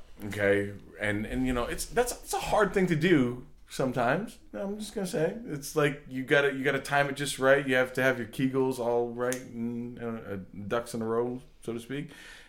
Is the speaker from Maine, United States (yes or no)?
yes; Old Orchard Beach, Maine, United States; I come from Old Orchard Beach. We call it pricks sometimes.